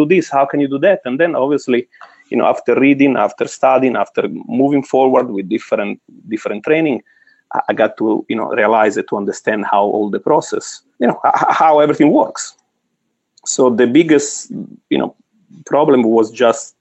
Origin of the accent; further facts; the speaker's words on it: Florence, Tuscany, Italy; English is a second language; moved away as an adult; now in New Jersey, United States; So now I'm in Jersey, from Florence, Italy